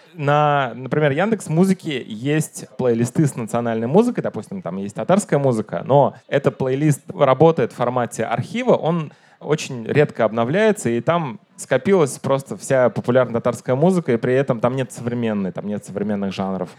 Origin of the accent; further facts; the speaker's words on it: Kazan, Tatarstan, Russia; я из Казани